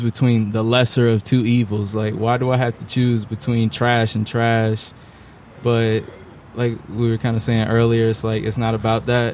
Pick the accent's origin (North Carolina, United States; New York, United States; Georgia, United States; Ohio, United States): North Carolina, United States; Raleigh; I'm from Raleigh, born and raised on the South Side. Still ain't left